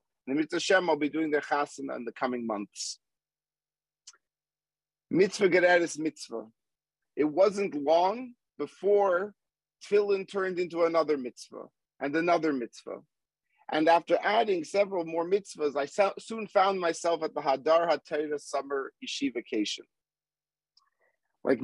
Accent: Montreal, Quebec, Canada; born or raised there; moved away; also born or lived in Manhattan, New York / Boston

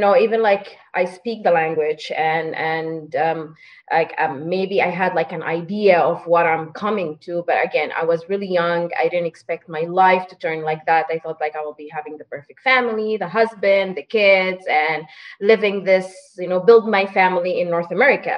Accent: Saudi Arabia; English is a second language; moved away as an adult; also born or lived in Sudan / Egypt; now in Toronto, Canada; I didn't grow up in Sudan. I actually grew up in the Middle East. So I grew up in Saudi Arabia.

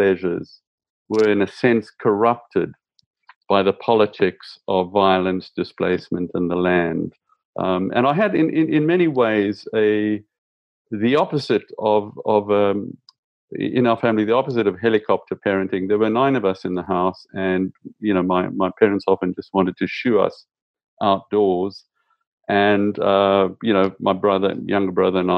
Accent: South Africa; I grew up in South Africa

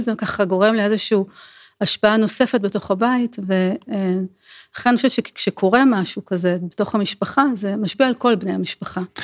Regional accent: Israel; אנחנו ישראלים

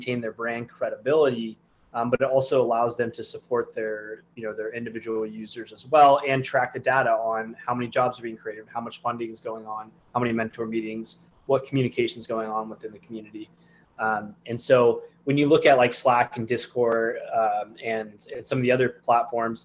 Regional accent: Southern California, United States; I'm from Southern California

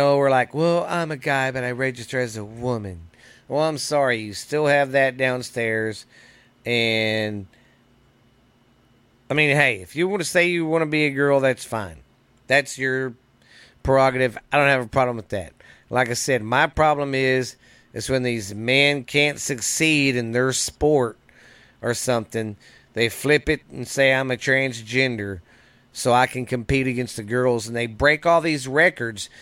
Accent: Mineral Wells, Texas, United States; my hometown here in Mineral Wells

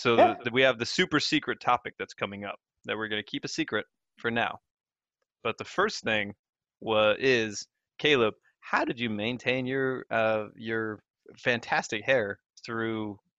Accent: United States; also born or lived in Texas; now in England, United Kingdom; because I grew up in America, right? Living in England right now.

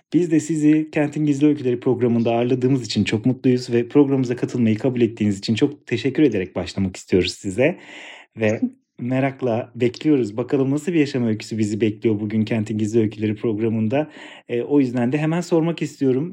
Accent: Ankara, Turkey; Ankara aşığı bir Ankaralı olarak

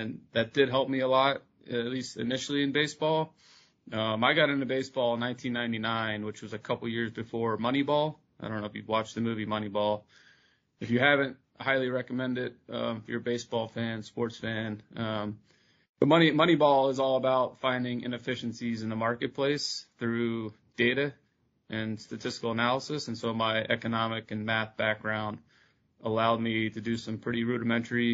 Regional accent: New Jersey, United States; I grew up in New Jersey

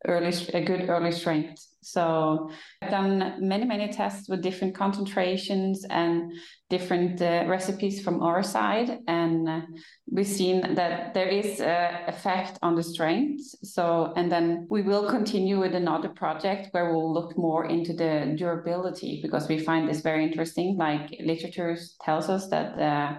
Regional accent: Norway; I'm from Norway.

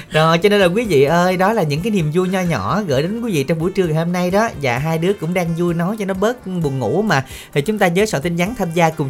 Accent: Binh Dinh, Vietnam; accent: Binh Dinh; moved away; đến từ Bình Định

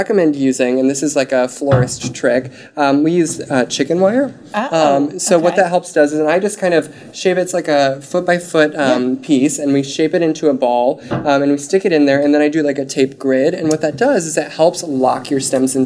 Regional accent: Wyoming, United States; I'm from Wyoming

